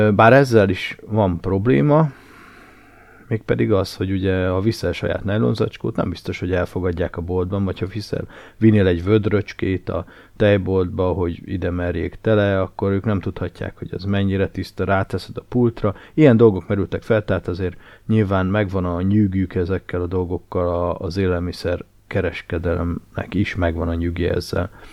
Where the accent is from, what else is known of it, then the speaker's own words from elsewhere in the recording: Nagykanizsa, Zala, Hungary; én Nagykanizsán nőttem fel nagy részt